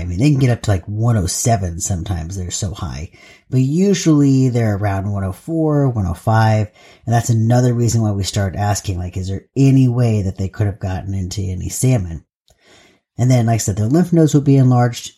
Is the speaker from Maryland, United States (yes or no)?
no; Southern California, United States; moved away as an adult; now in Pacific Northwest, United States; I am from Southern California, and I did live in Northern California for quite a long time, but I was mostly in Southern California for most of my life, and then I moved up to, to the Pacific Northwest